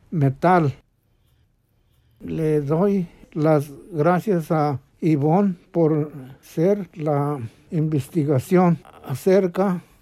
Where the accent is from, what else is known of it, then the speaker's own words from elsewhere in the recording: Tenanguillo de las Cañas, Guerrero, Mexico; moved away as an adult; now in Chicago, United States; Nací en Tenanguillo de las Cañas, Guerrero, en, en agosto 25 de 1933.